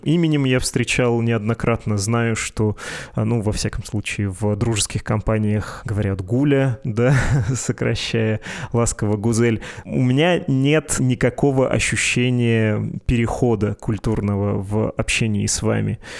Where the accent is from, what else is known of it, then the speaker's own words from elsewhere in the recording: Perm Krai, Russia; я из Пермского края